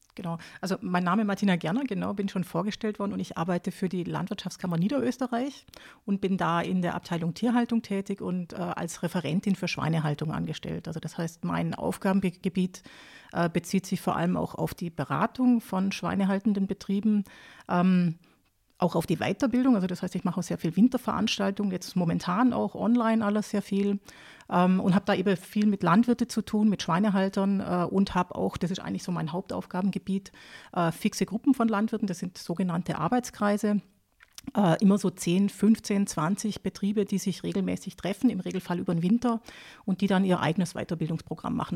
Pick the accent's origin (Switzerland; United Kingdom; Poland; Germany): Germany; Baden-Württemberg; moved away as an adult; also born or lived in Lower Austria; now in Austria; ich bin äh, aufgewachsen in Süddeutschland, also in Nähe vom, vom Bodensee, also Baden-Württemberg